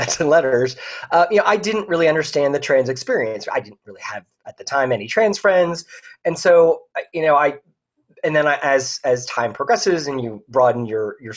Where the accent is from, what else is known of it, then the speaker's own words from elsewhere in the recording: Philadelphia, Pennsylvania, United States; also born or lived in Ohio / abroad; now in Orlando, United States; I grew up in the Philadelphia area